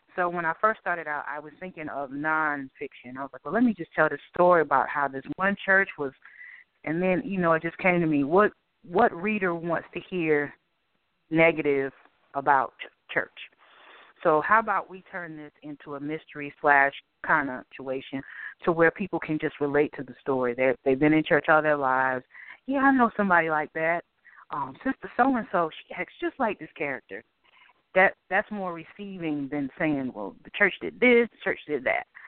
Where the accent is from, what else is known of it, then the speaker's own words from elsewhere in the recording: Boston, Massachusetts, United States; now in Durham, United States; Boston was cold. That's the best description I can give. Um, it was a great place to grow up